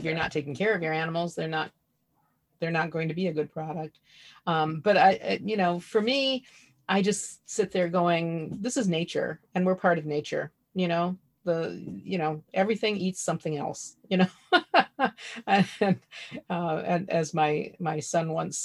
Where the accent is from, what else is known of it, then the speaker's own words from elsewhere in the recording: Ohio, United States; I grew up in Ohio. We think ketchup is highly seasoned.